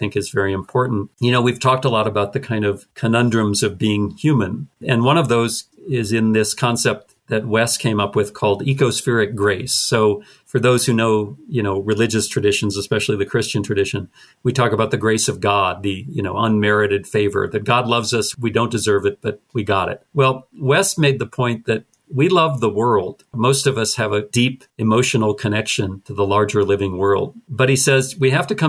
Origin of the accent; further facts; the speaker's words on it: North Dakota, United States; growing up in North Dakota